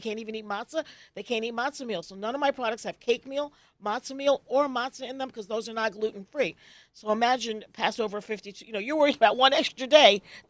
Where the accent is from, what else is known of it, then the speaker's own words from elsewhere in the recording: Virginia, United States; now in Brooklyn, United States; I'm from Virginia. I'm from the South.